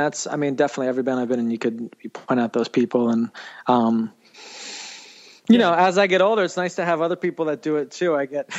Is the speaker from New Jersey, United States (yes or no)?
no; New York City, New York, United States; Yeah, I grew up in New York City. I grew up in downtown in Manhattan.